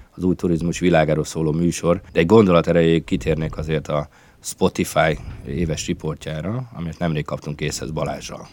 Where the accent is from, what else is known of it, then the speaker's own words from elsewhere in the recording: Siófok, Somogy, Hungary; szülővárosomból, Siófokról kapcsolódok be a felvételbe